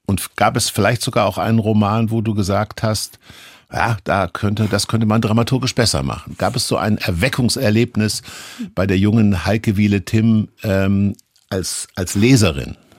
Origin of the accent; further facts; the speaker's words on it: Kassel, Hesse, Germany; ich stamme auch aus Kassel